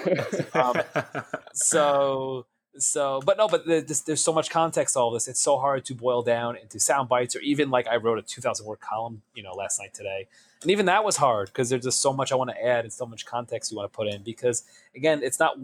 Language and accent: English; New York, United States; I grew up in New York. I live in New York